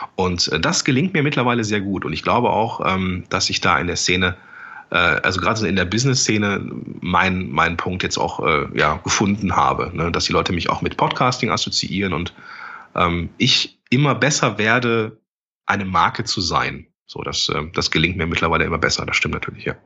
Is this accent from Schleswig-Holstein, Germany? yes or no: no; Langenfeld, North Rhine-Westphalia, Germany; Ich komme ja aus Langenfeld, bin Mitte 30